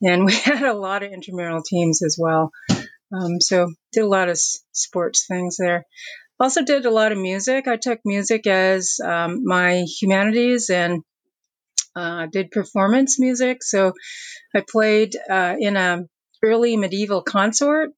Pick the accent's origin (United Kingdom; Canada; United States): Canada; Windsor, Ontario; moved away as an adult; now in Dartmouth, Canada; I grew up in Windsor, Ontario.